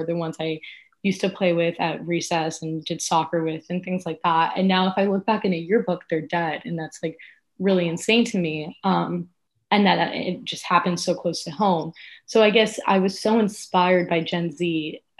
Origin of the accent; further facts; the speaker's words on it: South Florida, United States; we're both from South Florida, and being from South Florida is so incredibly unique.